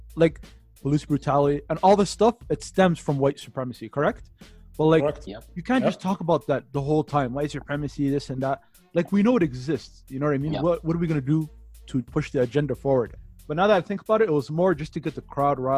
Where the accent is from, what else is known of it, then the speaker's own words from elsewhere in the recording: Toronto, Ontario, Canada; where I'm from Toronto. I lived there majority of my life.